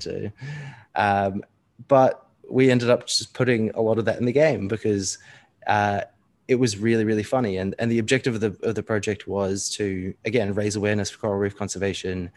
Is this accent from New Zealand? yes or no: yes; New Zealand; I was born in New Zealand